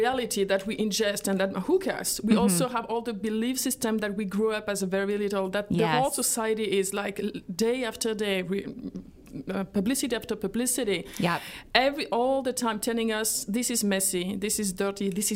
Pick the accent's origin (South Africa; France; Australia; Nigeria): France; moved away as an adult; now in United States; I grew up in France